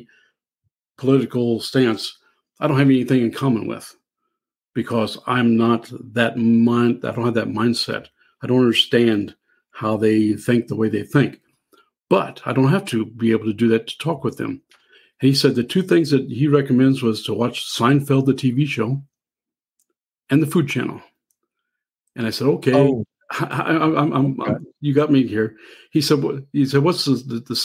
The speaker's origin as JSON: {"language": "English", "region": "Southern Illinois", "country": "United States", "said": "I'm from Southern Illinois, and I'll eat Mississippi River carp in the spring and the fall"}